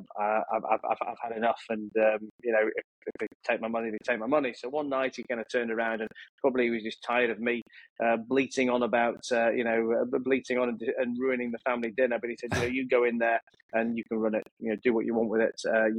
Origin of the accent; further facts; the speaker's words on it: Leeds, Yorkshire and the Humber, United Kingdom; I grew up in a town called Leeds, a city called Leeds in the north of England. I was born and raised there